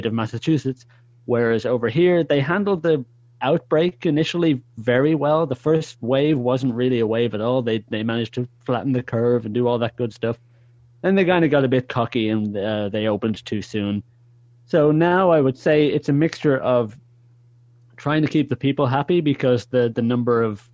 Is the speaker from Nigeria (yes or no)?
no; Dublin, Leinster, Ireland; moved away as an adult; also born or lived in Netherlands / Germany; now in Haarlem, Netherlands; I'm originally from Ireland. So Dubliner